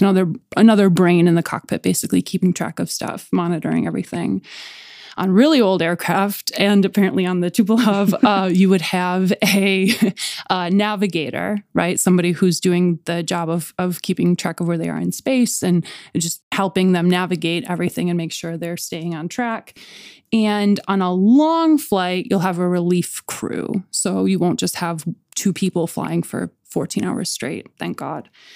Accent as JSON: {"language": "English", "town": "Buffalo", "region": "New York", "country": "United States", "said": "we're from Buffalo"}